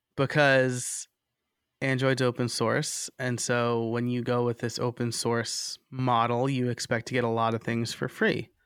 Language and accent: English; New York, United States; moved away as an adult; also born or lived in Scranton, Pennsylvania / Lehigh Valley, Pennsylvania; now in Philadelphia, United States; I'm originally from New York.